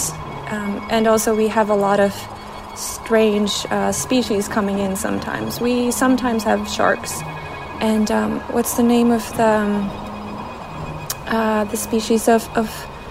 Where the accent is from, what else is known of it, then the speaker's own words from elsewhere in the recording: Trondheim, Trøndelag, Norway; I'm from Norway, Trondheim, in the middle of the country.